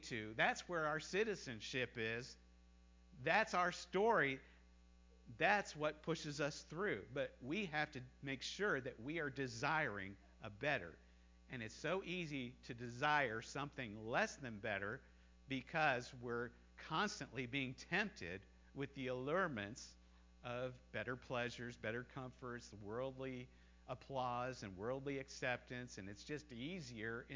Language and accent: English; United States; moved away as an adult; also born or lived in China; I never stopped being an American. And I always looked forward to the time that I was going to go home and visit my homeland, visit my home country